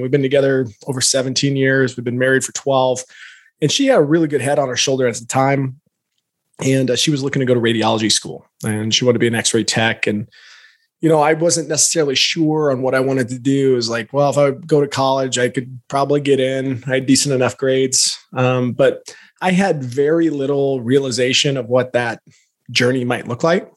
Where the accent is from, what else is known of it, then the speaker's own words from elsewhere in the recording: Alaska, United States; also born or lived in Lafayette, Louisiana; now in Boise, United States; grew up in Alaska by way of Louisiana